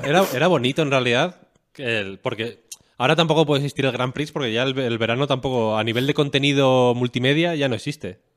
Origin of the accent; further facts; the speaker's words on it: León, Castile and León, Spain; moved away; yo soy de León Capital, vaya, yo no tengo pueblo